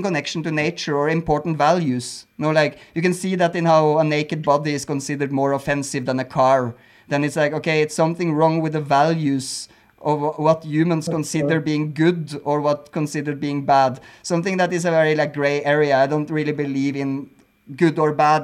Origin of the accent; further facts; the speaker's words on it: Norway; moved away as an adult; also born or lived in Berlin, Germany; now in Mexico; I come from Norway